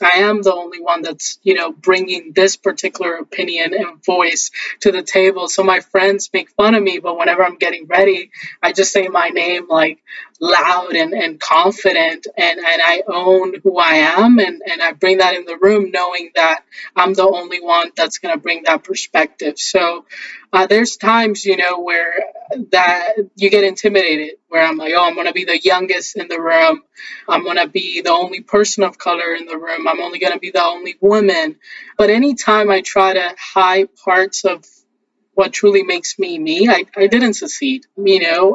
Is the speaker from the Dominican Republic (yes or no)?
yes; Haina, San Cristóbal, Dominican Republic; I was born in a small town in the Dominican Republic called Haina